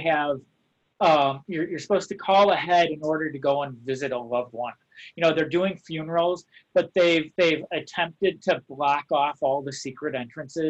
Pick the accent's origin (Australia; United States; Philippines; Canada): United States; Chicago, Illinois; when I grew up in Chicago, I grew up in the Bowmanville